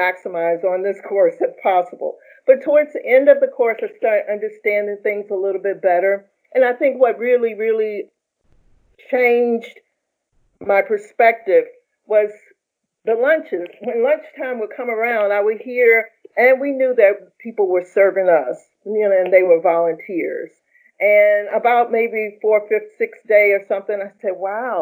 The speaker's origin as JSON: {"language": "English", "town": "Roanoke", "region": "Virginia", "country": "United States", "also_born_or_lived": "New York", "moved": "yes", "said": "I'm from Roanoke, Virginia, and my family's from there as well. Eventually, I moved to New York."}